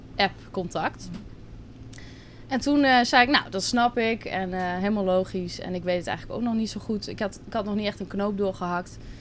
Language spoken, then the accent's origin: Dutch; Drenthe, Netherlands; moved away as an adult; now in Curaçao; ik kom uit Drenthe, klein dorpje. En daar heb ik altijd gewoond, ben ik opgegroeid